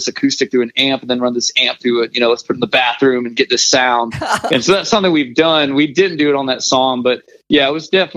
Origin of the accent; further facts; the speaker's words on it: Smyrna, Tennessee, United States; also born or lived in Cleveland, Tennessee; I grew up outside of Nashville in Smyrna, Tennessee